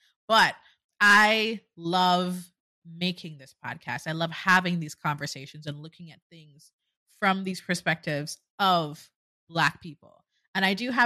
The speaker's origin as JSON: {"language": "English", "country": "Jamaica", "tie": "born or raised there", "moved": "as an adult", "lives_now": "United States", "said": "I'm Jamaican, born and raised"}